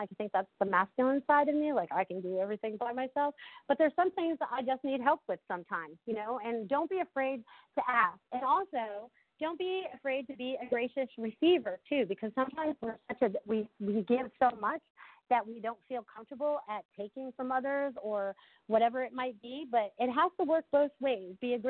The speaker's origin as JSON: {"language": "English", "region": "Connecticut", "country": "United States", "tie": "born or raised there", "also_born_or_lived": "Maine", "accent": "Connecticut", "said": "when I was growing up in Connecticut and then I moved to Maine, I always had like the Connecticut accent"}